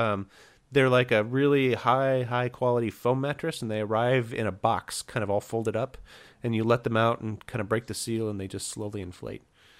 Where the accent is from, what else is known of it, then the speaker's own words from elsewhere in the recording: Indiana, United States; now in California, United States; And so I come from Indiana, where housing prices are super cheap, and I moved to a place where housing prices are, I think at this point, it's the most expensive in the country.